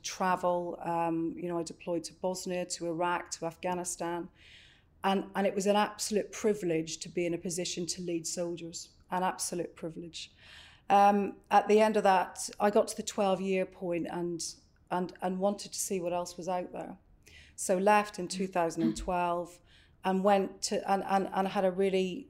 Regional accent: Northern Ireland, United Kingdom; moved away; I grew up in Northern Ireland in a little coastal town and went to university in Belfast in Queens

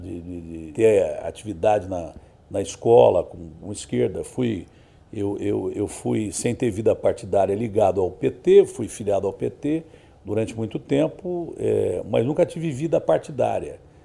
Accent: Ribeirão Preto, São Paulo, Brazil; now in São Paulo, Brazil; lá na minha cidade todo mundo era palmeirense, né? Lá em Ribeirão Preto, na região

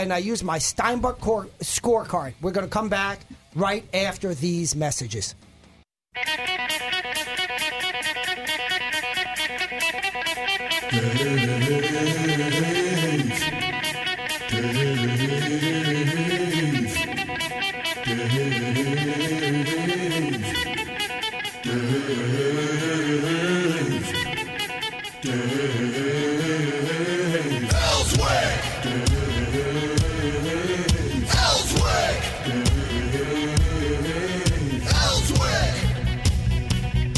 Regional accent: Northeast, United States; now in Arkansas, United States; I'm from the Northeast

